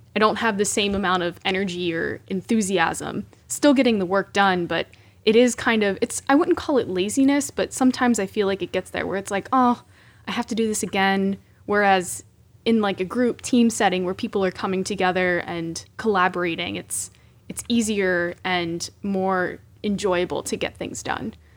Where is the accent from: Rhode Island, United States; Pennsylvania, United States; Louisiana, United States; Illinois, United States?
Pennsylvania, United States; Pittsburgh; moved away as an adult; now in Stamford, United States; I'm originally from Pittsburgh, Pennsylvania, hail to Pitt